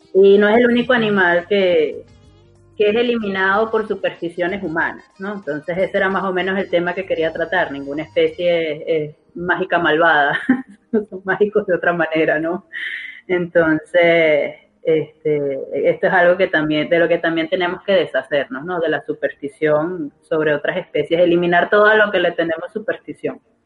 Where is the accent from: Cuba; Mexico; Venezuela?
Venezuela; yo como venezolana